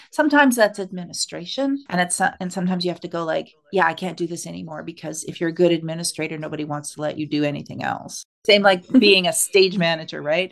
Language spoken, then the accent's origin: English; Winnipeg, Manitoba, Canada; also born or lived in Saskatchewan / Quebec; now in Saskatoon, Canada; I was born in Saskatchewan and grew up in Winnipeg and have lived all over the country. And now I'm back in Saskatchewan